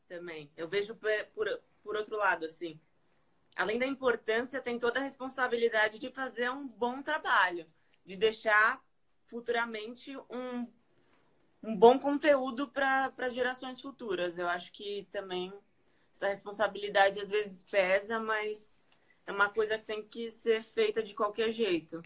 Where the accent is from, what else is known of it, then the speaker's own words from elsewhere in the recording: São Paulo, Brazil; Eu sou de São Paulo, eu vivo aqui